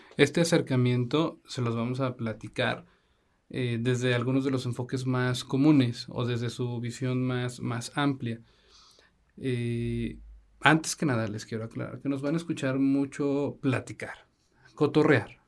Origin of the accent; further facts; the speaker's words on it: Zacatecas, Mexico; Nosotros somos, como ya lo habíamos platicado, somos de Zacatecas